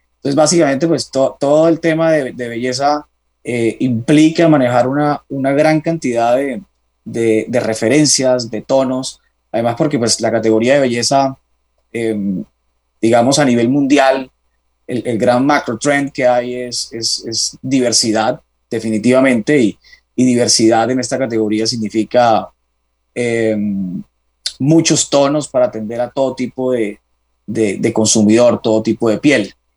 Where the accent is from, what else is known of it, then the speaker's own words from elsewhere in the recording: Cartagena, Bolívar, Colombia; now in Bogotá, Colombia; soy de Cartagena, tengo 32 años, ya hace bastante de esos 32 radicado en, Bogotá.